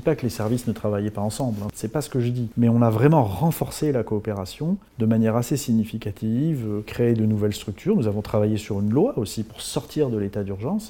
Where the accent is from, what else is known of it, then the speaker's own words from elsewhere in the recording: Bourges, Centre-Val de Loire, France; moved away as an adult; also born or lived in Tours; j'ai grandi à Bourges